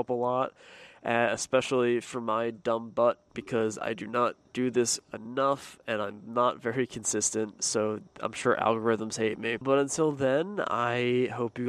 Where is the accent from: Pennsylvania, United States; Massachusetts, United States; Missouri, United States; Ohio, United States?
Pennsylvania, United States; me growing up in Pennsylvania